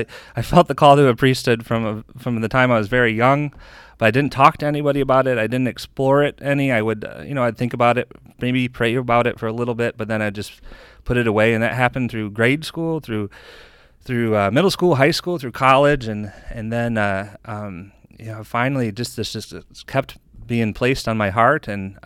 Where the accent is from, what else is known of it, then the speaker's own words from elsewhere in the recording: Jackson, Michigan, United States; also born or lived in Grand Rapids, Michigan; I grew up in Jackson, Michigan. My dad and a large part of my extended family still lives there.